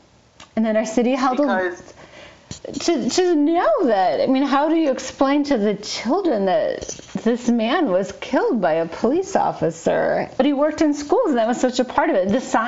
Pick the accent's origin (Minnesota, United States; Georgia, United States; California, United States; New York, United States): Minnesota, United States; Falcon Heights; I'm from Falcon Heights, and I'm so sorry, but I believe our city can do better.